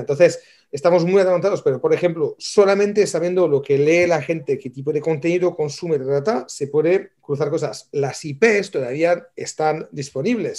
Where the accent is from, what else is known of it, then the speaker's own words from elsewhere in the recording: France; moved away; yo soy francés aparte, pero somos franceses originalmente